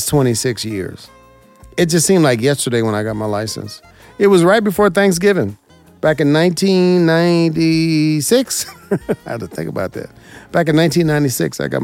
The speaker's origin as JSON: {"language": "English", "town": "Las Vegas", "region": "Nevada", "country": "United States", "tie": "born or raised there", "said": "I'm from Las Vegas, born and raised here."}